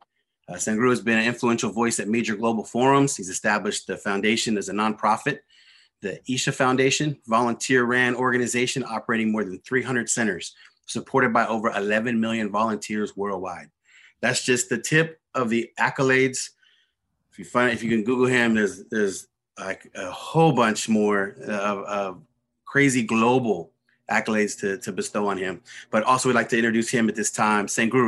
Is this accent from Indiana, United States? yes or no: no; Oklahoma, United States; I'm from the Osage Nation, Potawatomi, Delaware, and Puerto Rican on my father's side.